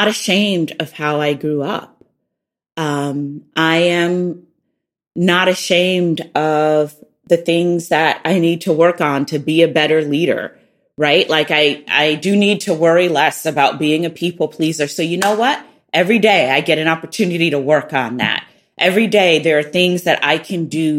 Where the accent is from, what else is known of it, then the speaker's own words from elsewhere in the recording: the South, United States; accent: Southern; moved away as an adult; being poor and from the South and lacking what people would call social capital, I felt really vulnerable. My Southern accent made me really vulnerable